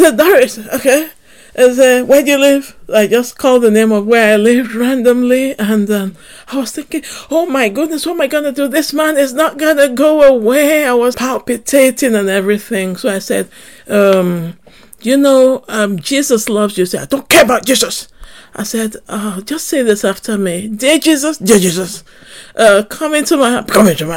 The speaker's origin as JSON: {"language": "English", "country": "Nigeria", "tie": "born or raised there", "moved": "yes", "lives_now": "Manchester, United Kingdom", "said": "Growing up in Nigeria"}